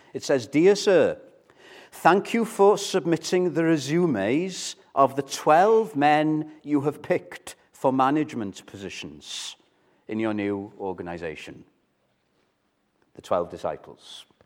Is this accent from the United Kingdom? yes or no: yes; Chepstow, Wales, United Kingdom; I grew up in Chepstow